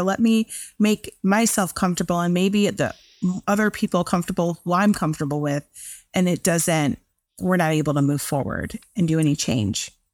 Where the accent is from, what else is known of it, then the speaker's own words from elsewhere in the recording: Chicago, Illinois, United States; I'm from Chicago